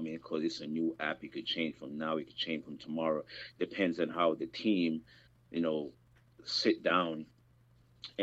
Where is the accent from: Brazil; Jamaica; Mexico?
Jamaica; I'm from the Caribbean. I'm from Jamaica